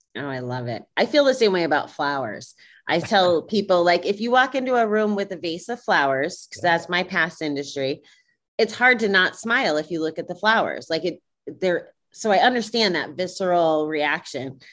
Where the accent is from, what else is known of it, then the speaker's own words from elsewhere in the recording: Schenectady, New York, United States; moved away; I was from Schenectady, New York